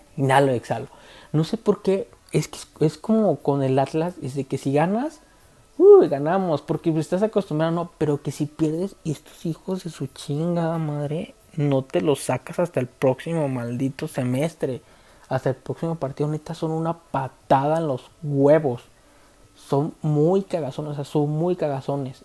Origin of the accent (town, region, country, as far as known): Guadalajara, Jalisco, Mexico